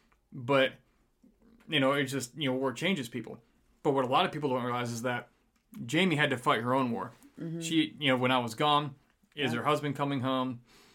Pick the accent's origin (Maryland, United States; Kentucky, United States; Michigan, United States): Michigan, United States; now in Texas, United States; See, I'm from Michigan, so when it comes to Texas